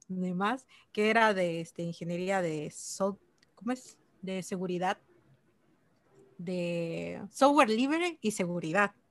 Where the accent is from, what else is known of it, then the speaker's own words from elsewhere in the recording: Chilón, Chiapas, Mexico; also born or lived in Ocosingo; Bueno, soy de Chiapas, em, nací en Chilón y estudié en Nocosingo. Ahí, está la Universidad de la Selva, ahí es donde estudié.